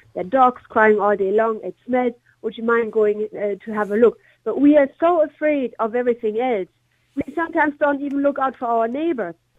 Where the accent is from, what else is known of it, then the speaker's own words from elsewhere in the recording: Germany; now in Ireland; I'm originally from Germany